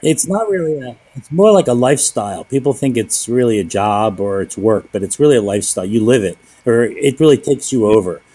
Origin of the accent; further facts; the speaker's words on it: Philadelphia, Pennsylvania, United States; moved away; I'm born and raised in Philadelphia